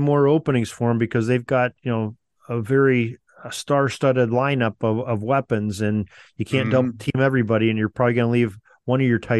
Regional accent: Edinboro, Pennsylvania, United States; moved away as an adult; now in Erie, United States; I live in Erie, Pennsylvania, and my hometown is actually Edinburgh, Pennsylvania. That's where I went to college.

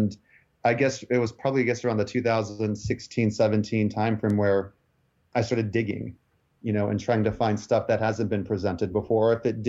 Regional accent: Chania, Crete, Greece; even though I'm from Hanya, like it was just that one part of Crete.

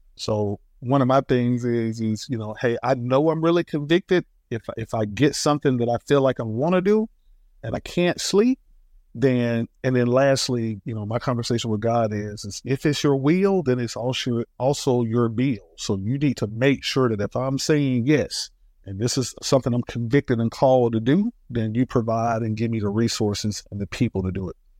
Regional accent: Atlanta, Georgia, United States; I am from Northwest Atlanta, one of Ray's, you know, working class family

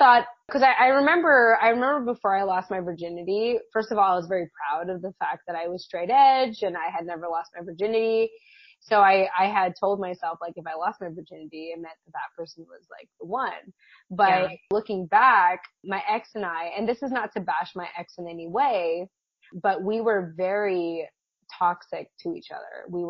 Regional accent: United States; I grew up Catholic, as many Filipino, you know, kids tend to, Filipino American children are, or tend to be raised up as. My parents were immigrants from the Philippines, and yeah, they were Catholic.

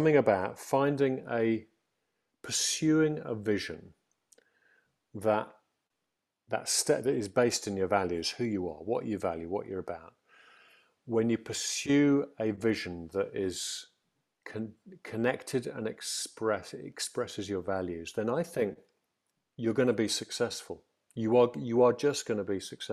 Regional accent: Stafford, West Midlands, United Kingdom; I was brought up in Stafford, a very secure home

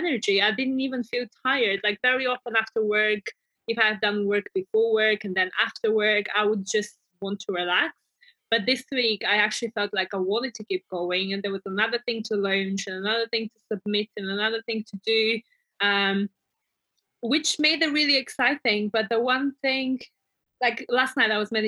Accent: Bulgaria; moved away; products from my home country

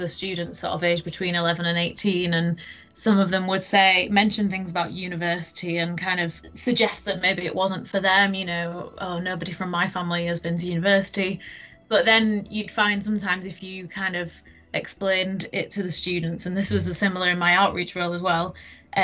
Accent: Leeds, Yorkshire and the Humber, United Kingdom; I am originally from Leeds, from East Leeds. You can probably tell by my accent

